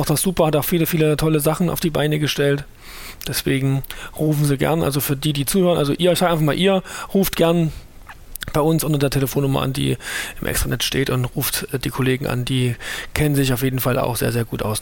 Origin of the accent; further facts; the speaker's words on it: Thuringia, Germany; Ähm, bin aus Thüringen, hört man vielleicht auch